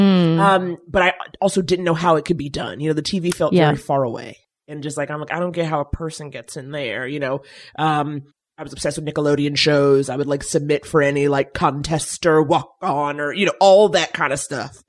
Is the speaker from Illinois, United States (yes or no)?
no; New York, United States; I was from New York